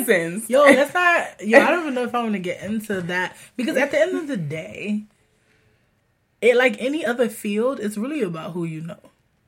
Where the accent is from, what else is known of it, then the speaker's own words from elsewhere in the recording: Florida, United States; I'm from Florida, that's why.